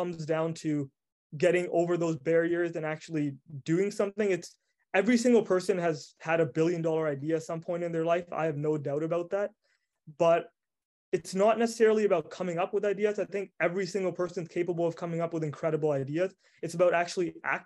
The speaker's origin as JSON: {"language": "English", "town": "Prince Rupert", "region": "British Columbia", "country": "Canada", "tie": "born or raised there", "also_born_or_lived": "Vancouver, British Columbia / Montreal, Quebec", "said": "I'm not born in Prince Rupert. I moved here when I was younger. And when I first came here, I absolutely hated the city because I was raised in Vancouver."}